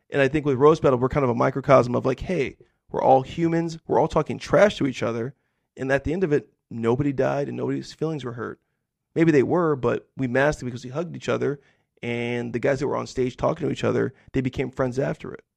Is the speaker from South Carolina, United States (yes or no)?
no; the deserts of California, United States; I grew up in a really poor, rural, white community in, like, the deserts of California